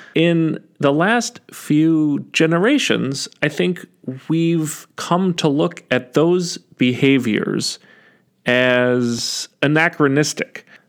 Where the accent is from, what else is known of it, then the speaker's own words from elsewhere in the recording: United States; as Americans